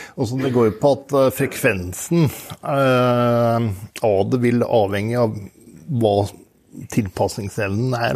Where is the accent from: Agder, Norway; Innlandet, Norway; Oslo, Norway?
Innlandet, Norway; Tynset; moved away; Jeg er opprinnelig fra Tynset.